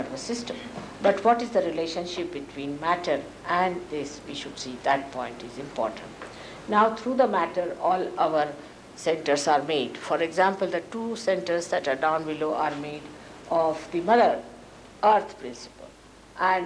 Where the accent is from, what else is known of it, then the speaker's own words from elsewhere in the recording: India; as an Indian lady